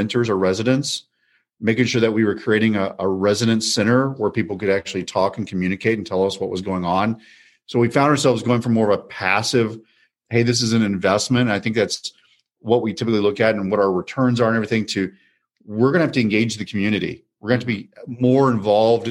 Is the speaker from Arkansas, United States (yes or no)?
no; College Station, Texas, United States; now in Dallas, United States; I come from College Station, Texas, so it's a college town, home of Texas A&M University.